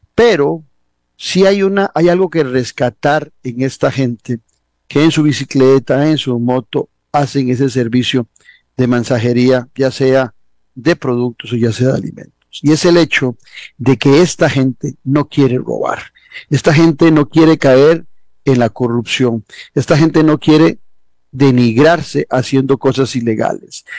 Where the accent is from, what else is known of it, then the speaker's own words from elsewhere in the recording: Costa Rica; una sociedad como la costarricense, donde vos, yo y tantos tuvimos oportunidad de educarnos en lo público